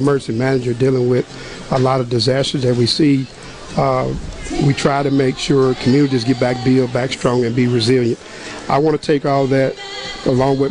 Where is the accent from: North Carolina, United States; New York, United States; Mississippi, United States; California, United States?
Mississippi, United States; Mississippi Delta, United States; I'm from the Delta. You know, we grow soybeans, cotton, you know, vegetables, catfish. I'm from the catfish